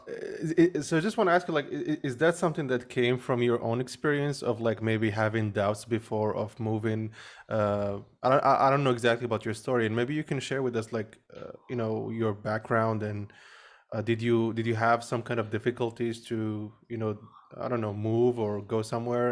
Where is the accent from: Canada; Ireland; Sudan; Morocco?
Morocco; I grew up in Morocco